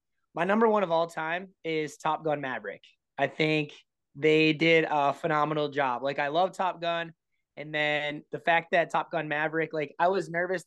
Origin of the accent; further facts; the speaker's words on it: Minnesota, United States; I'm from Minnesota. Everybody calls it pop here